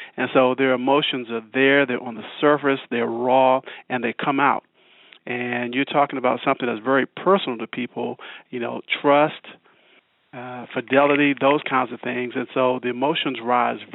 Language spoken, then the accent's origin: English; Washington, District of Columbia, United States; moved away as an adult; now in Kansas City, United States; I'm not a native Kansas City. And I was born and raised in Washington, D.C., but I've been here in Kansas City for over 30 years